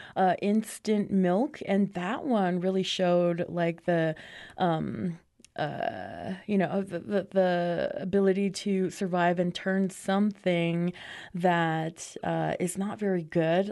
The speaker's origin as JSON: {"language": "English", "country": "United States", "tie": "born or raised there", "said": "my growing up on the Navajo Nation"}